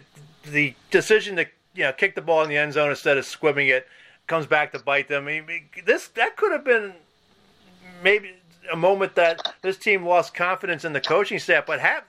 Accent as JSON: {"language": "English", "town": "Philadelphia", "region": "Pennsylvania", "country": "United States", "said": "I'm from Philadelphia"}